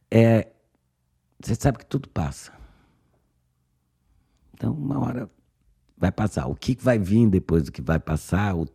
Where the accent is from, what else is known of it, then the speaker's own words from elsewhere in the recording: Brazil; moved away; para ser muito brasileira